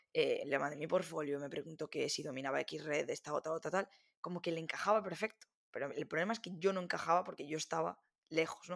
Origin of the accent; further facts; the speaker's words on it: Galicia, Spain; also born or lived in A Coruña; yo soy de Galicia, vivo en Coruña